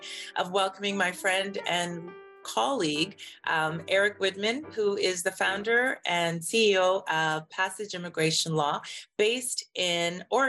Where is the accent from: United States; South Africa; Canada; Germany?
Canada; I'm Canadian.